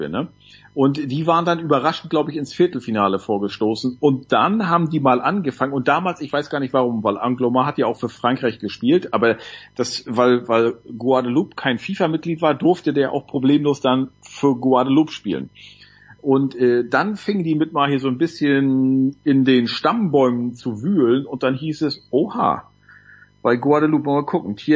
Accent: Northern Germany, Germany; also für mich als Norddeutscher Wismar, kennt man vielleicht in Süddeutschland nicht

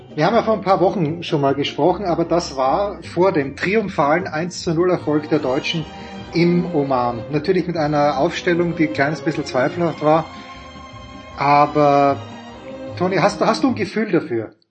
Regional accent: Austria; ich als Österreicher

